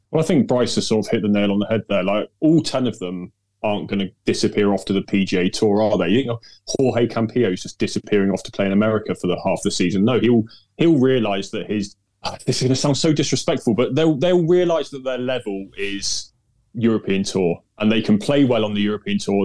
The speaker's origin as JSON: {"language": "English", "area": "Devon", "region": "South West England", "country": "United Kingdom", "tie": "born or raised there", "said": "I grew up in Devon"}